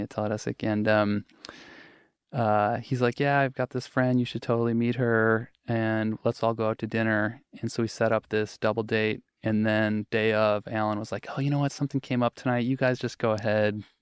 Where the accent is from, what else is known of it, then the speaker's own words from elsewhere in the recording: Wisconsin, United States; moved away as an adult; also born or lived in Seattle; I grew up in Wisconsin.